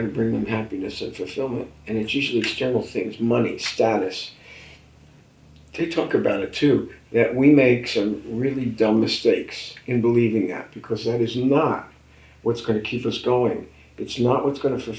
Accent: Newark, New Jersey, United States; I was from Newark

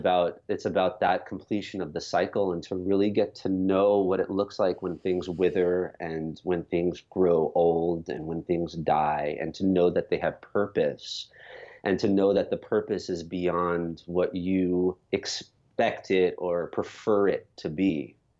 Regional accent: New York, United States; born or raised there

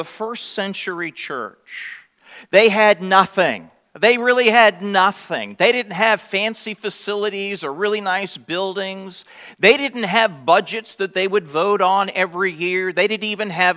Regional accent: United States; being American Christians

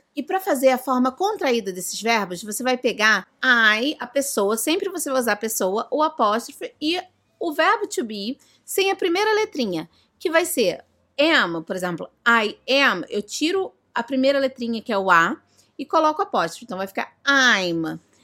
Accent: Brazil; I am from Brazil. Eu sou do Brasil.

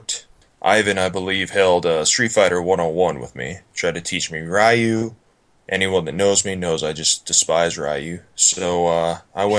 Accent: Montana, United States; I hail from Montana

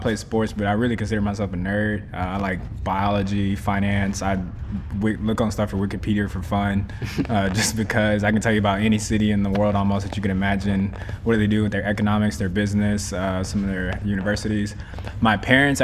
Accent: Sugar Land, Texas, United States; also born or lived in Long Beach, California / Dallas, Texas; I grew up in Houston, Sugarland to be specific

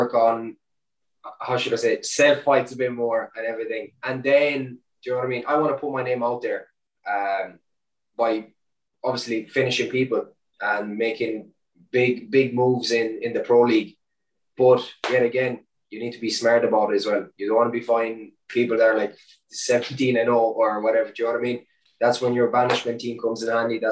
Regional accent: Ireland; also born or lived in Romania; growing up in Ireland, or obviously coming from Romania when I was such a young age, being that foreigner, kind of, you know, I moved to Ireland when I was 7

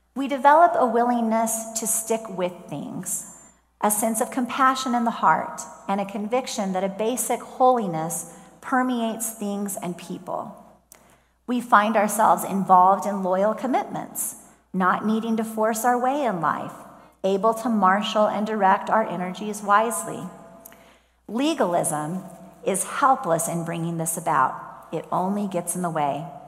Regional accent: Columbia, Missouri, United States; moved away; My mom and I went back to Columbia, Missouri last weekend to visit my hometown church

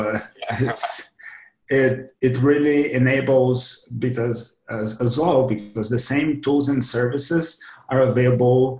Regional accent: Brazil; now in Madrid, Spain; I'm from Brazil, actually, originally. I'm now in Madrid

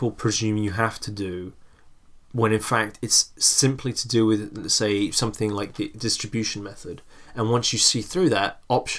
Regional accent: England, United Kingdom; we grew up in England

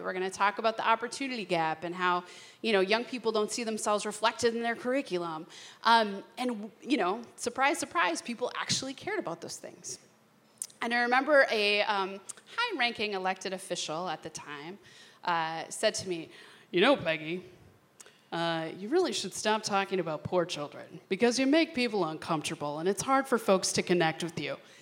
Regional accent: St. Louis Park, Minnesota, United States; I grew up in St. Louis Park, um, which, uh, if you don't know, is like God's country

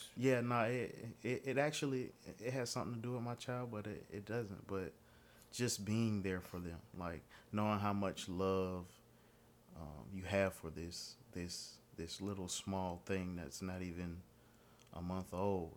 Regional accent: Pittsburgh, Pennsylvania, United States; now in Atlanta, United States; I'm actually from Pittsburgh, Pennsylvania. Um, moved down here about two, not two, not two thousand, about ninety-five, ninety-six

